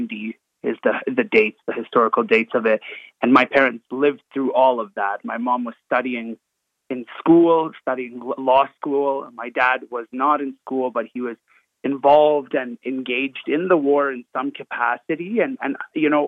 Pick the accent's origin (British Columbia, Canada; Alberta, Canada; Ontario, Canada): Alberta, Canada; Edmonton; I'm from Alberta. I'm from Edmonton.